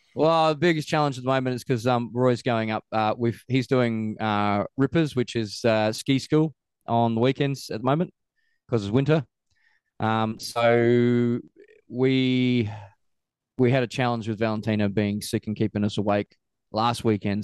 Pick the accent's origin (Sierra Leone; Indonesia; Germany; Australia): Australia; also born or lived in Queenstown, New Zealand / Christchurch, New Zealand; now in New Zealand; I'm from Australia originally